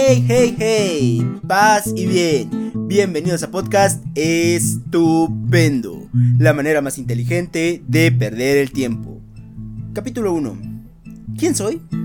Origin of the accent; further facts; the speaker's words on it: Veracruz, Mexico; crecí en Veracruz